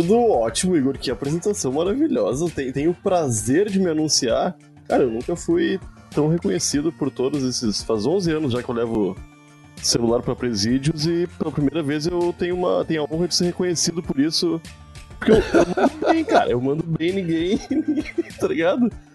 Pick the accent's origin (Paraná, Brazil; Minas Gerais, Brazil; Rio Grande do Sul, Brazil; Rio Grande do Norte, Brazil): Rio Grande do Sul, Brazil; Eu sou gaúcho.